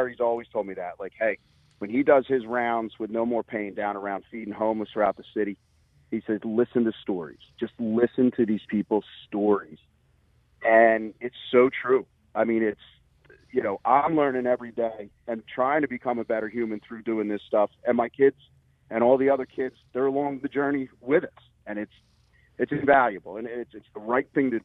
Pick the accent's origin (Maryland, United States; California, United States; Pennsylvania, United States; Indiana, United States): Pennsylvania, United States; Levittown; growing up in Pendle and Levittown